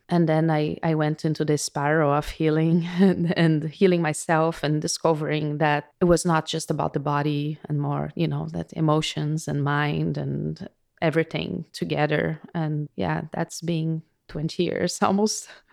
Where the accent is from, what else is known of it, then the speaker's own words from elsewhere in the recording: Brazil; moved away; I was born in Brazil